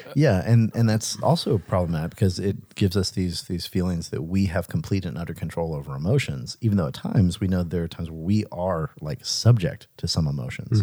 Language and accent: English; Pascagoula, Mississippi, United States; moved away; also born or lived in Richmond; he was born in my hometown